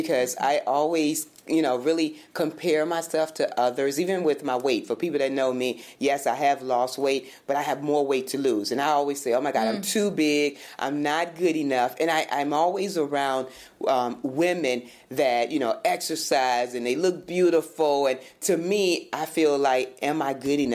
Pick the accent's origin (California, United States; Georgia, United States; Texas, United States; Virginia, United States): Virginia, United States; also born or lived in Michigan; now in Florida, United States; growing up in Virginia, small town, going to Michigan, and then even coming here.